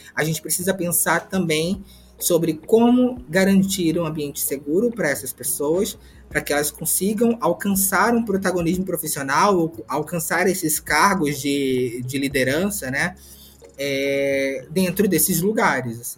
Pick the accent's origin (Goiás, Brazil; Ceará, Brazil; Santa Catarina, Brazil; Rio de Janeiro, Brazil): Rio de Janeiro, Brazil; also born or lived in Pernambuco; Nasci em Pernambuco, mas cresci no Complexo do Alemão, aqui no Rio de Janeiro